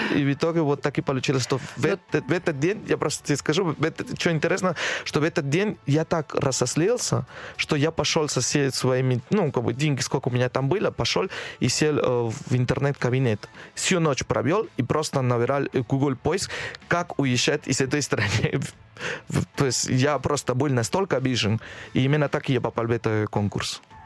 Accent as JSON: {"language": "Russian", "region": "Lima", "country": "Peru", "tie": "born or raised there", "second_language": "Russian", "moved": "as an adult", "lives_now": "Moscow, Russia", "said": "отучиться в, э, в Лиме, в моем родной город"}